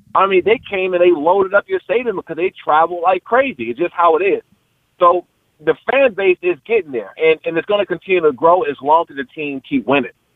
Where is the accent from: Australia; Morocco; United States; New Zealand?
United States; Prince George's County, Maryland; I'm from Pre- Peachtree County, Maryland